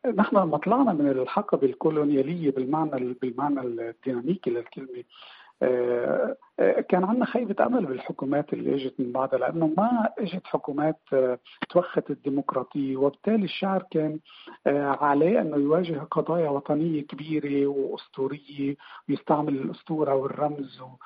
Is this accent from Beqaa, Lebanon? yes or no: no; Beirut, Beirut Governorate, Lebanon; moved away as an adult; also born or lived in Shatila camp, Lebanon; now in Iceland; انا ولدت وربيت ببيروت آه، كفلسطيني